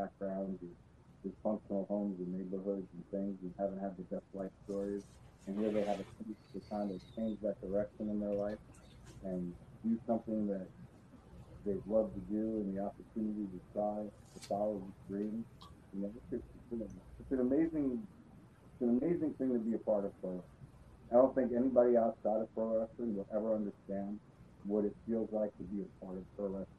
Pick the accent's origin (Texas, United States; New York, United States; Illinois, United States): New York, United States; I grew up in the World Class Championship in AWA. So I've seen all of the wrestling in New York growing up